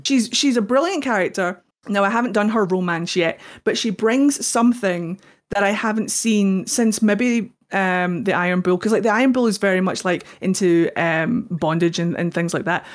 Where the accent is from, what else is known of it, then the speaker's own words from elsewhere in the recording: Scotland, United Kingdom; I'm Scottish.